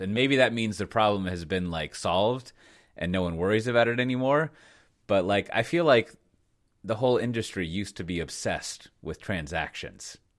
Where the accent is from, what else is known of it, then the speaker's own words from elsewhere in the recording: United States; I'm American